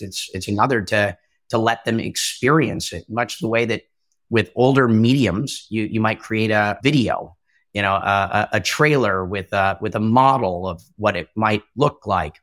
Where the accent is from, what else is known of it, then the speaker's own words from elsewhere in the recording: Minnesota, United States; moved away; also born or lived in California / New York City; I'm originally from Minnesota, ended up in California, but I've lived in New York City at least part-time for a couple of years